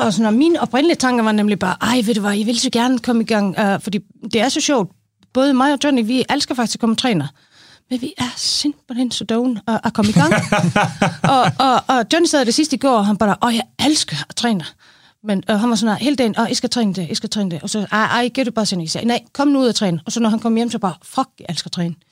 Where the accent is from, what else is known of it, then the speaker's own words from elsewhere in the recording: Iceland; Danish is a second language; moved away as an adult; now in Denmark; jeg er en islænding, 45, flyttede til Danmark for 12 år siden